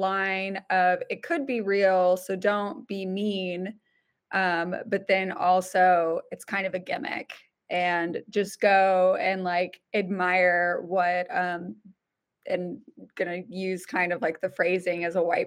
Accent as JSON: {"language": "English", "town": "Houston", "region": "Texas", "country": "United States", "tie": "born or raised there", "said": "I grew up in the Houston area"}